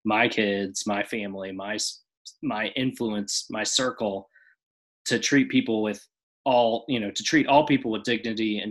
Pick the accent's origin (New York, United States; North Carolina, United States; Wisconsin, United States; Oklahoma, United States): Wisconsin, United States; Oshkosh; my hometown in Oshkosh